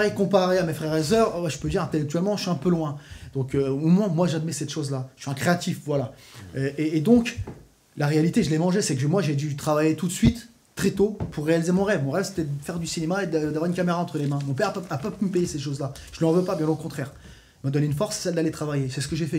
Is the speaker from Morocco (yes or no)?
no; France; en tant que Français